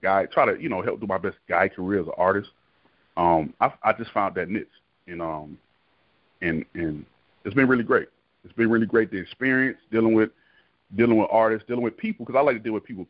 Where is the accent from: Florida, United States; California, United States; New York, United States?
Florida, United States; Miami; moved away; I'm originally from Florida, Florida boy, but I'm um, born and raised in Miami, Florida